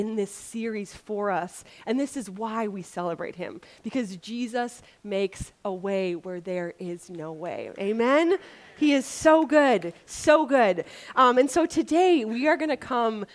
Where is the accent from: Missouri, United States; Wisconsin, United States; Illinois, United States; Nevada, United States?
Wisconsin, United States; moved away; I grew up in Wisconsin without an ocean, so now that I live by an ocean